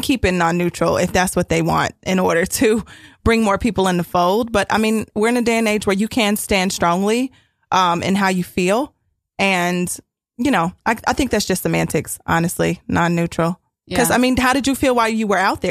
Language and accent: English; Ohio, United States; I'm from Ohio